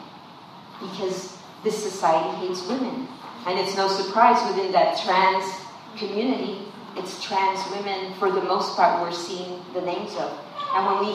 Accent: San Antonio, Texas, United States; I'm also from the West Side

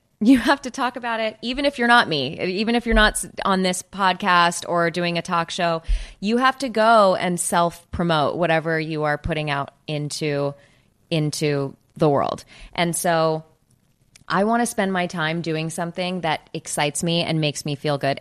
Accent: Los Angeles, California, United States; I am from California

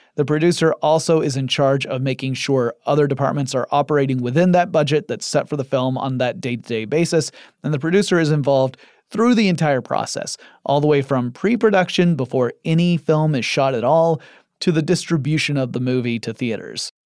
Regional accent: Atlanta, Georgia, United States; I live in Atlanta, Georgia, in the United States of America, and my hometown has become something of a second Hollywood.

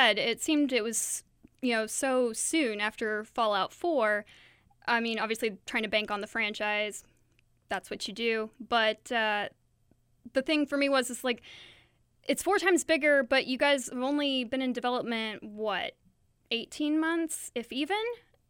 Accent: Point Pleasant, West Virginia, United States; born there; I was born in Point Pleasant in West Virginia.

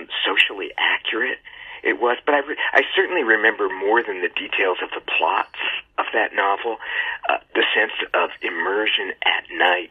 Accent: California suburb, United States; I am just an American child, a California suburb child.

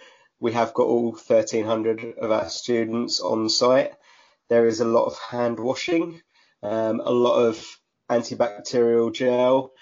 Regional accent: Southend-on-Sea, East of England, United Kingdom; So I grew up just in a little village outside of a town called Southend-on-Sea. Southend is relatively well known. It's got the longest pleasure pier in the world, one of our claims to fame.

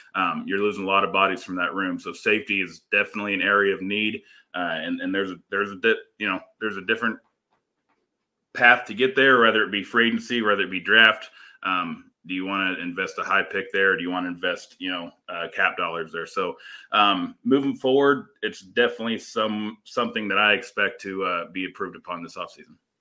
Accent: Missouri, United States; now in California, United States; I'm originally from Missouri, moved out here to California

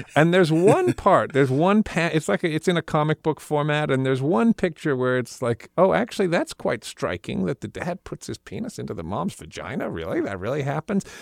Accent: United States; I, as a American man and also as a Jewish American man

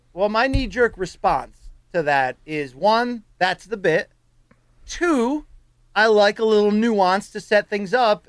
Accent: Connecticut, United States; my home state here

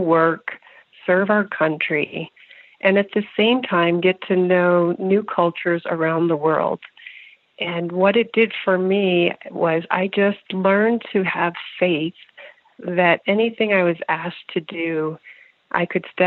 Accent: Northern Virginia, United States; also born or lived in Pennsylvania; I grew up in Northern Virginia

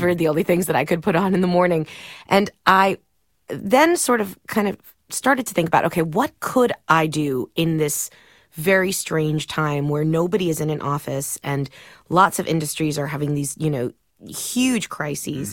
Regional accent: Miami, Florida, United States; moved away; I grew up in Miami. My dad was a Cuban immigrant

